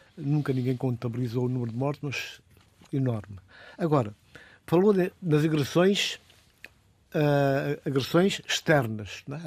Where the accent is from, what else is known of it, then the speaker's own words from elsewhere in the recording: Guinea-Bissau; eu, como guinense, como africano, como cidadão do mundo